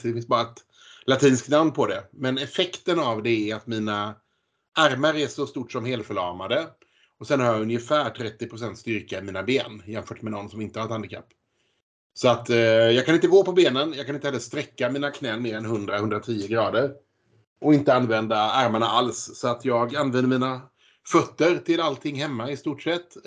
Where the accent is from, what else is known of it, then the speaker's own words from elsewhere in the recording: Gothenburg, Västra Götaland, Sweden; jag kommer från Göteborg och bor kvar i Göteborg med min familj